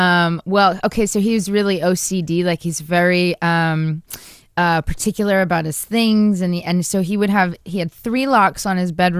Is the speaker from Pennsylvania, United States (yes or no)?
yes; Philadelphia, Pennsylvania, United States; now in Los Angeles, United States; I'm from Philly.